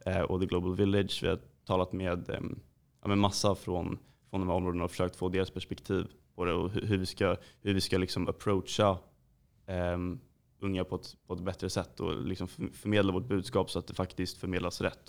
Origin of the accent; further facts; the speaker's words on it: Djursholm, Stockholm County, Sweden; vi kommer från Djursholm